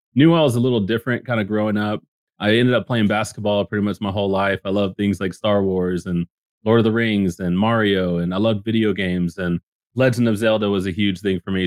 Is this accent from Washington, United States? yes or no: no; Dallas-Fort Worth area, Texas, United States; I grew up in the Dallas, Fort Worth area